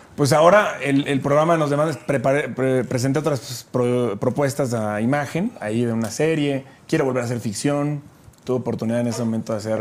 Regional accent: Chiapas, Mexico; yo soy de Chiapas

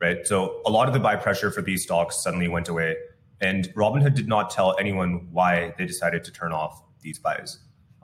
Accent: Bay Area, California, United States; I grew up in the Bay Area

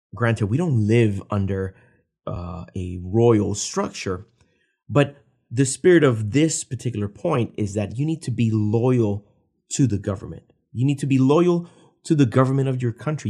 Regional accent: Puerto Rico; I was born and raised in Puerto Rico

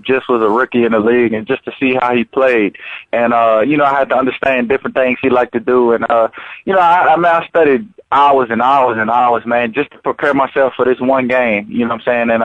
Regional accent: New Orleans, Louisiana, United States; my hometown team

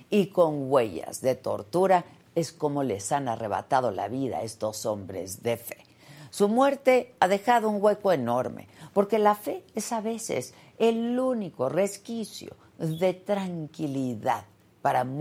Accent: Mexico

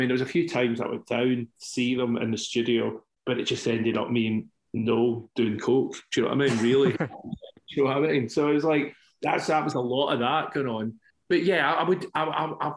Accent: Scotland, United Kingdom; I'm Scottish

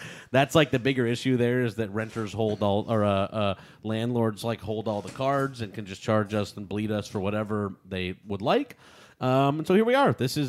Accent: New York City, New York, United States; and I grew up in Staten Island, where I was on the swim team and became a lifeguard.

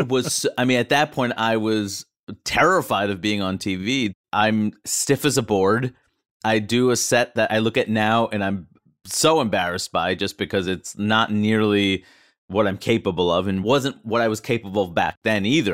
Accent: New York, United States; as a New Yorker

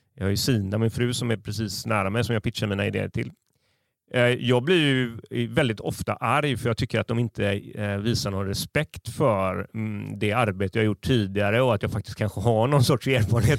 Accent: Gothenburg, Västra Götaland, Sweden; jag har liksom som göteborgare

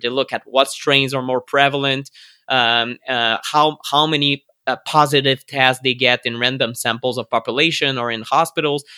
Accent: Canada; I'm a Canadian

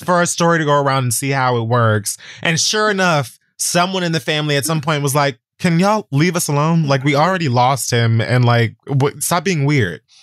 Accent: Miami, Florida, United States; I'm from Miami like she is

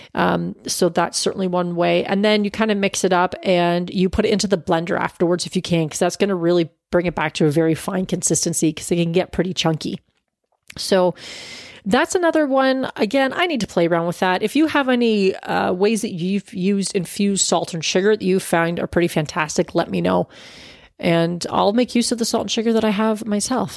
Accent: Canada; as a Canadian

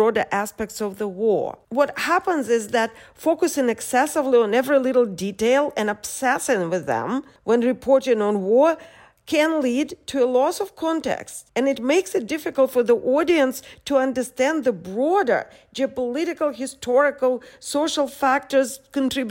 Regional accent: United States; now in Odesa, Ukraine; I'm an American journalist based in Ukraine

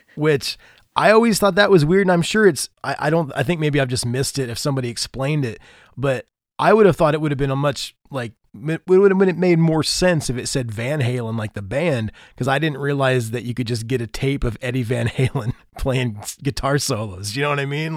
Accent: Indiana, United States; I'm from Indiana

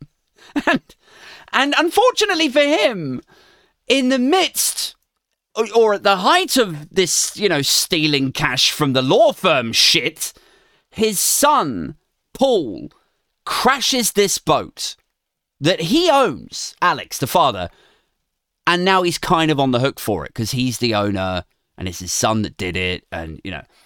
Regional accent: Maidenhead, South East England, United Kingdom; my hometown of Maidenhead, Berkshire

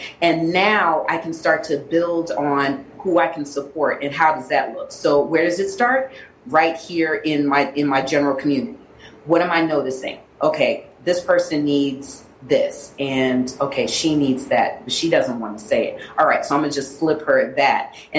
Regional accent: Liberia; born there; My father is from Ghana, and I was born in Liberia.

